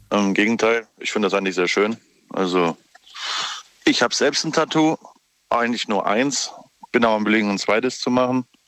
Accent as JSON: {"language": "German", "town": "Dietzenbach", "region": "Hesse", "country": "Germany", "said": "Ich komme aus, äh, nicht aus ähm, Stuttgart, sondern eher aus dem ähm, Frankfurter Raum"}